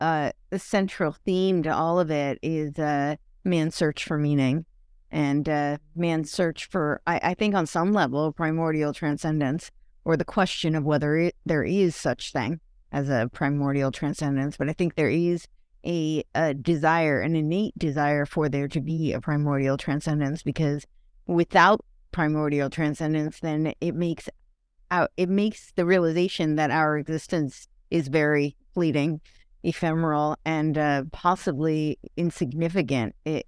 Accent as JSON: {"language": "English", "town": "Englewood Cliffs", "region": "New Jersey", "country": "United States", "tie": "born or raised there", "said": "Oh, I grew up in Englewood Cliffs."}